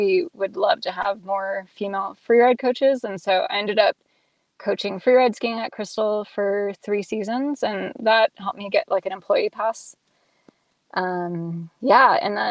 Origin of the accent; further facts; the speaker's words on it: Nevada, United States; moved away as an adult; also born or lived in Reno / Colorado; now in Seattle, United States; I grew up in Lake Tahoe and went to high school in Reno